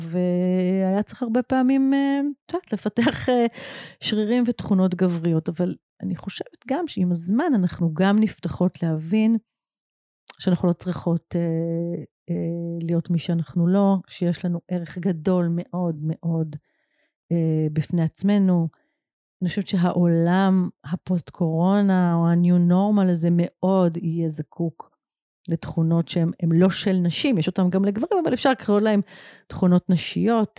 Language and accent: Hebrew; Israel; גדלתי בקיבוץ